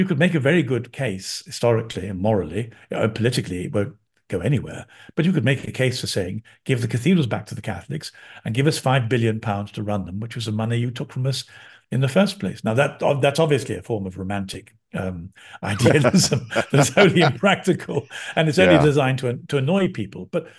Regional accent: London, United Kingdom; I'm a Londoner. I was born in London.

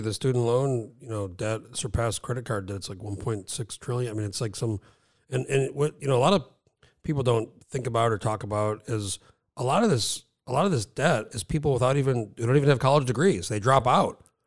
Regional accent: New Mexico, United States; moved away as an adult; now in Alaska, United States; I grew up in New Mexico

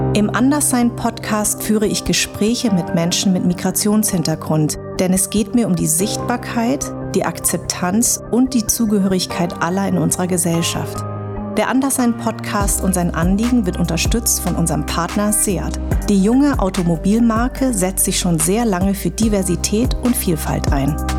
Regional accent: Darmstadt, Hesse, Germany; Ich bin in Darmstadt geboren und meine Eltern kommen aus Vietnam

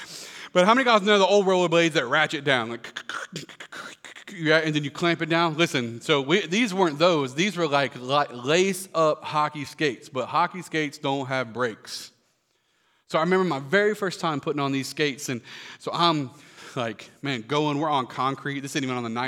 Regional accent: Florida, United States; We grew up in Florida

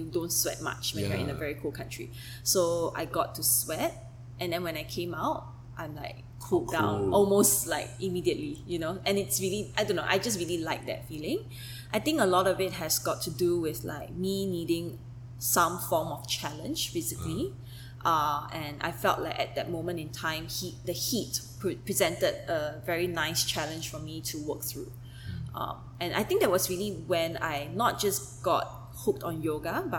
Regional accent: Singapore; as someone who spent her entire life growing up in Singapore

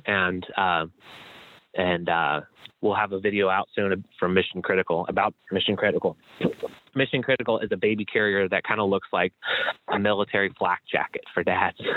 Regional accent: Chicago, Illinois, United States; I'm from Chicago where it's freezing all the time

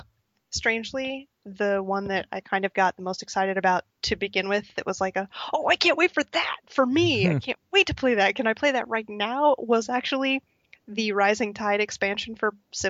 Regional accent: Pacific Northwest, United States; I am from the Pacific Northwest, which is the most beautiful part of the country

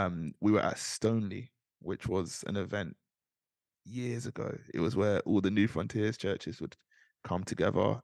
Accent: London, United Kingdom; also born or lived in Nigeria (ancestry); They came over to this country, they settled in South London. My brother was born, they moved to North London to be a part of a church plant at Jubilee Church

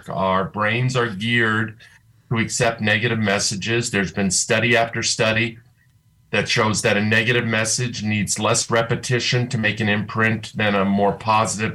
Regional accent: Colorado Springs, Colorado, United States; now in Denver, United States; I grew up in Colorado Springs and my column now runs in the Gazette

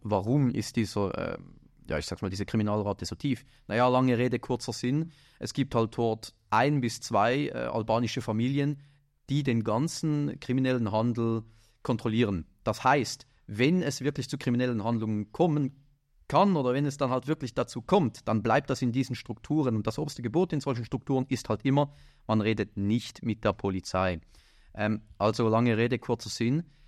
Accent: Winterthur, Zurich, Switzerland; meiner Heimatstadt, also Winterthur

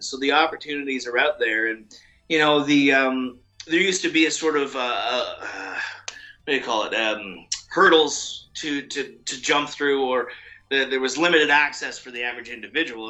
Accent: Canada; I'm Canadian

